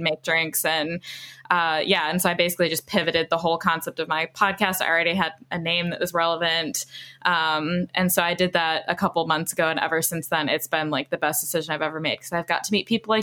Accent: United States; moved away as an adult; now in London, United Kingdom; being an American living in London

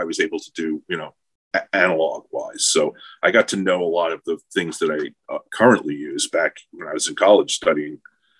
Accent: New York, United States; As a New Yorker, or, you know, Long Islander with access to New York culture

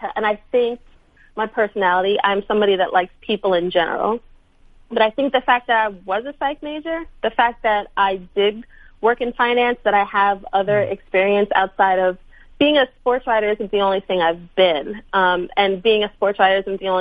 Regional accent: New York City, New York, United States; I'm from Brooklyn

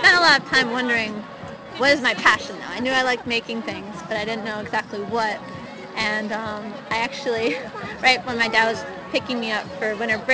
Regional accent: Reading, Pennsylvania, United States; my hometown of Reading, Pennsylvania

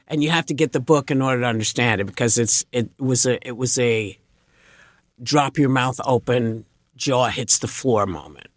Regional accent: New York, United States; I grew up in New York, which was always a sports town

